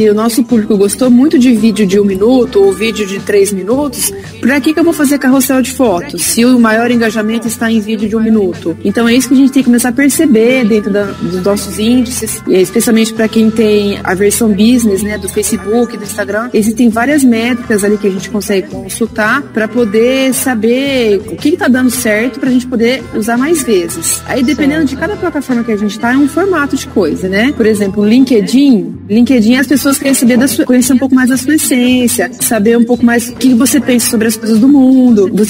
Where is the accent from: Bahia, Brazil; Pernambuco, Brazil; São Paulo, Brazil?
São Paulo, Brazil; Ribeirão Preto; E assim, nós somos de Ribeirão Preto, nós não conhecemos ninguém, é, nada em Bauru, loja.